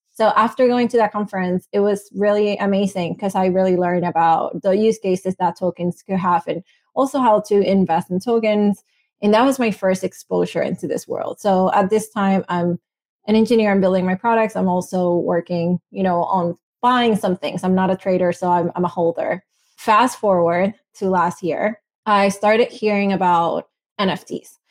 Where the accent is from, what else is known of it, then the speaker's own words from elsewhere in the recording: Venezuela; English is a second language; moved away; I'm from Venezuela. I'm Latina.